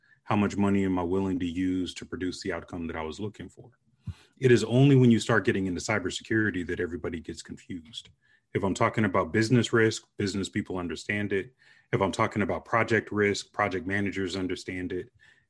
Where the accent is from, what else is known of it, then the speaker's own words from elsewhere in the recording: Vicenza, Veneto, Italy; born there; So our family joke is that I was produced in Vicenza, Italy, because both of my parents were stationed there.